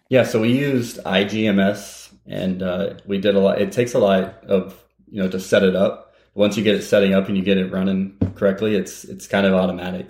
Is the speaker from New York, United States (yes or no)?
no; Terre Haute, Indiana, United States; moved away; my hometown's Indiana State University, Terre Haute, Indiana